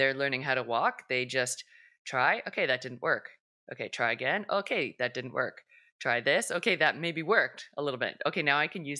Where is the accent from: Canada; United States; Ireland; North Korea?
Canada; being Canadian